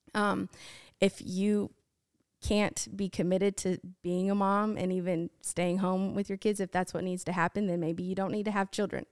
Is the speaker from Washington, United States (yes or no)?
yes; Washington, United States; I grew up in Washington State